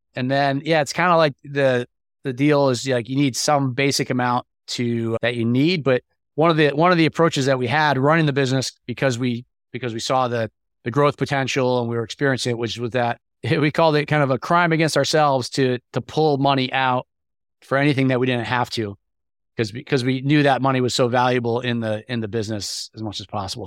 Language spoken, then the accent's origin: English; New York, United States; moved away as an adult; now in Atlanta, United States; I'm from New York originally, and I had moved to Atlanta